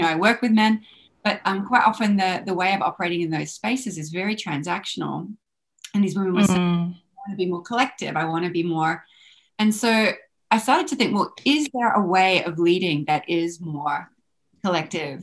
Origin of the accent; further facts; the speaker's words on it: Australia; I grew up in Australia